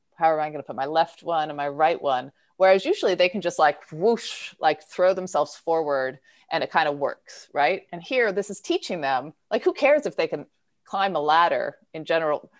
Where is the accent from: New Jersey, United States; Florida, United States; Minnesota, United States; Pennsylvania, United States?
Pennsylvania, United States; Philadelphia; I'm from Philadelphia